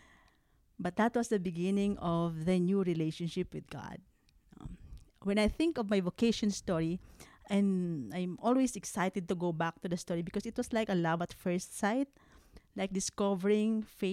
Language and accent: English; Philippines; moved away; I'm from the Philippines, and I'm the youngest of 12.